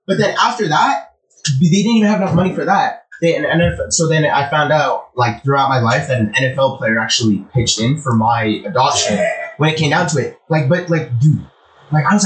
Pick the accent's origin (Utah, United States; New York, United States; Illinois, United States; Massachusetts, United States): Utah, United States; Orem; I was born in Orem